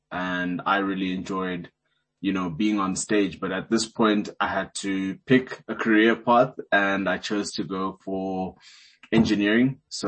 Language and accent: English; Soweto, Gauteng, South Africa; born there; also born or lived in Johannesburg / Cape Town; I was born in Soweto, then moved to, you know, central Joburg, then Cape Town, then back to Joburg.